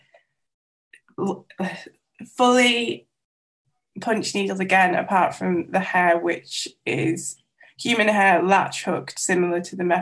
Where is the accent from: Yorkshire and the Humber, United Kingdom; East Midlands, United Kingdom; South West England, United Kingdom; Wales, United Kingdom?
Wales, United Kingdom; North; first language Welsh; English is a second language; I grew up in North Wales